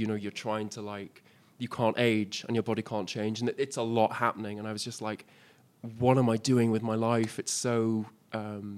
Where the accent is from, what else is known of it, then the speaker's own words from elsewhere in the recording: Isle of Man; moved away as an adult; also born or lived in Liverpool; I wasn't actually born on the Isle of Man. I was born in Liverpool. And then I moved to the island when I was about four.